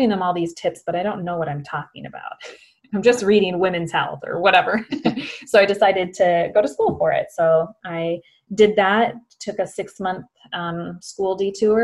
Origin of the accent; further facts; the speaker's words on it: Morristown, Minnesota, United States; accent: Minnesota; moved away as an adult; now in Los Angeles, United States; born and raised in Minnesota, a very small town called Morristown, Minnesota, to be exact.